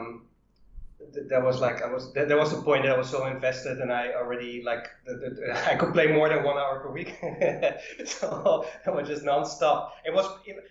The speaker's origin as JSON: {"language": "English", "country": "Netherlands", "said": "I'm from Holland"}